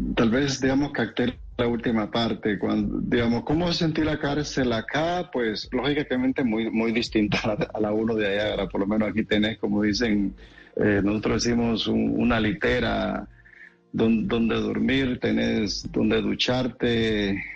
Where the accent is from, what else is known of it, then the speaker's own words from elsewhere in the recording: Nicaragua; moved away as an adult; now in California, United States; decimos nosotros en mi país